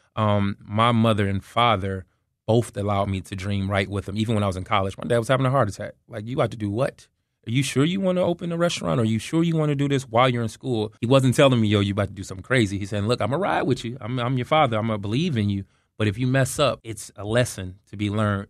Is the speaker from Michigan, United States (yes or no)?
yes; Detroit, Michigan, United States; moved away; also born or lived in Atlanta, Georgia / Tallahassee, Florida; So originally I'm from Detroit, Michigan, but um, I'm a transplant from Atlanta, Georgia.